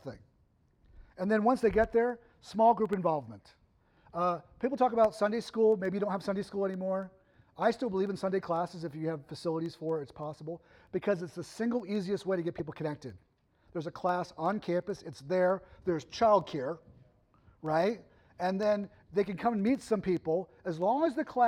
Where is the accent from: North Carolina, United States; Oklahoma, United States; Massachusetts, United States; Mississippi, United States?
Massachusetts, United States; now in Ohio, United States; I grew up in Massachusetts.